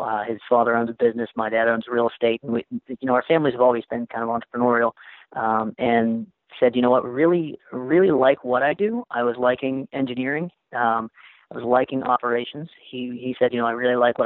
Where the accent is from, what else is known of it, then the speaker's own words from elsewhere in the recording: Moundsville, West Virginia, United States; also born or lived in Orlando, Florida; now in Wheeling, United States; Was born and raised in Moundsville, West Virginia.